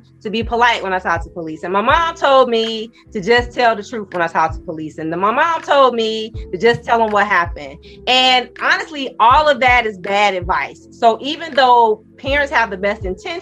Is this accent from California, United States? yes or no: no; Chicago, Illinois, United States; also born or lived in Washington, D.C.; the public defender's office in my hometown, Chicago